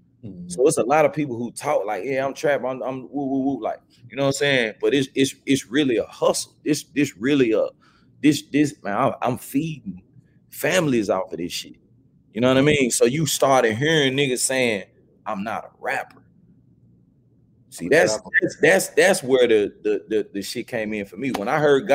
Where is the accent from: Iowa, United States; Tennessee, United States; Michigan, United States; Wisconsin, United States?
Tennessee, United States; Memphis; I grew up, I'm from the Haven. I'm from BAZ. Mm-hmm. So South Memphis